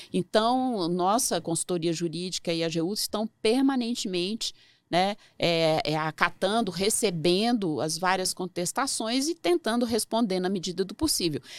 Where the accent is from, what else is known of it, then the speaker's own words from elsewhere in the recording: Belo Horizonte, Minas Gerais, Brazil; also born or lived in Vitória / Campinas / São Paulo; now in Brasília, Brazil; É, sou originária de Belo Horizonte, Minas Gerais, mas já morei em Vitória, Campinas, São Paulo, agora estou em Brasília né?